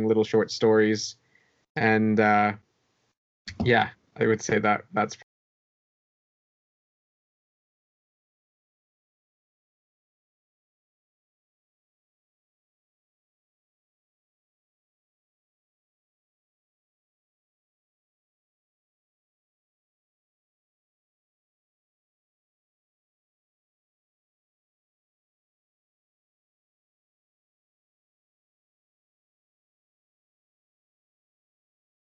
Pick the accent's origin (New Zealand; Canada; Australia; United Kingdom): Canada; Edmonton, Alberta; I'm from Edmonton, Alberta